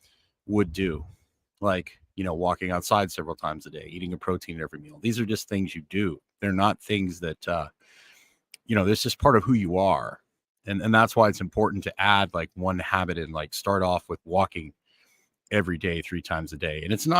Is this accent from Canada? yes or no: yes; Northern Canada, Canada; because I grew up in Northern Canada and I prefer bright, you know, like Northern Canada was fine. I could snowmobile, I could ice fish, I could do things in the winter.